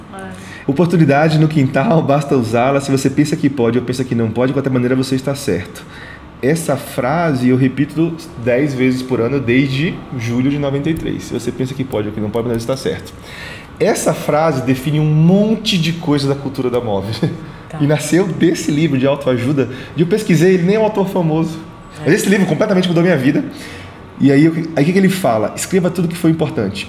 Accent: Salvador, Bahia, Brazil; also born or lived in Mutuípe; Nasci em Salvador, 9 de maio

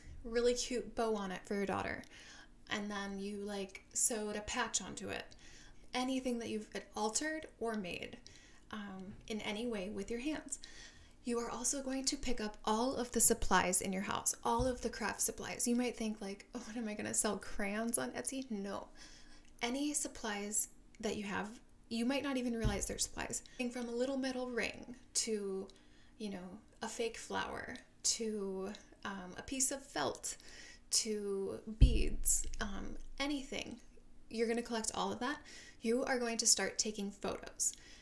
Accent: Minnesota, United States; moved away as an adult; also born or lived in Seattle; now in San Diego, United States; I am from Minnesota

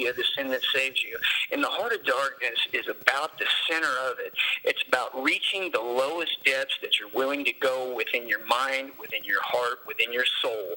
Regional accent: near Peru, Indiana, United States; also born or lived in Logansport, Indiana; our central is in Peru, and it's not very, it's the closest to my hometown

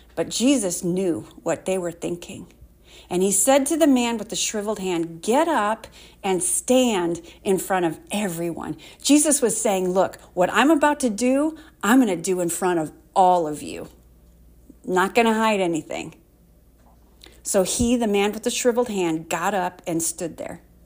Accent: Waterloo, Iowa, United States; I grew up in Waterloo

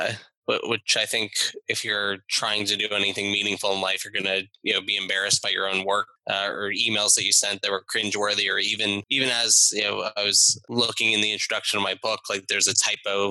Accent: South Florida, United States; I was Miami Heat fan growing up in South Florida.

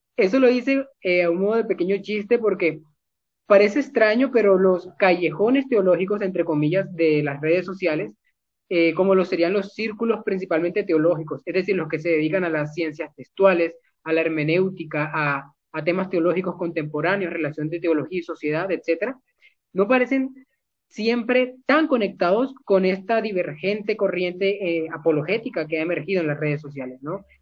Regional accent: Barranquilla, Atlántico, Colombia; soy de Colombia, de Barranquilla específicamente

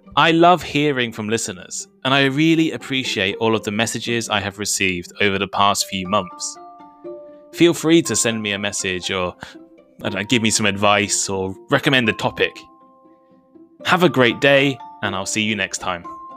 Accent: United Kingdom; I'm British.

